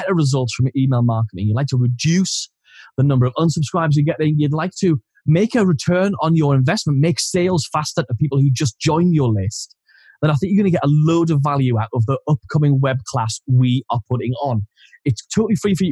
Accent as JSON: {"language": "English", "area": "Geordie", "region": "North East England", "country": "United Kingdom", "accent": "Geordie", "said": "as soon as I'm around another Geordie person, I suddenly turn like Jimmy Neil"}